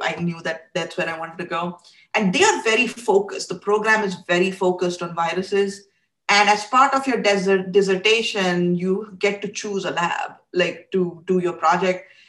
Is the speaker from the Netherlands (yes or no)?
no; India; I grew up in India